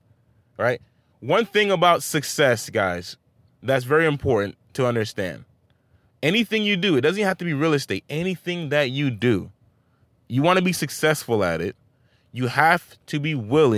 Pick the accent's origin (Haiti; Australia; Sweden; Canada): Haiti; Saint-Marc, Artibonite; now in United States; I'm not even born here, guys. I'm from St. Mark Haiti, a land where there's little to no opportunity compared to America.